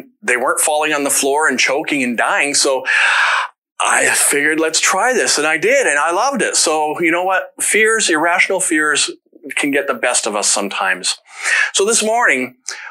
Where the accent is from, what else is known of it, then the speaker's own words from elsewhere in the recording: London, Ontario, Canada; I grew up in London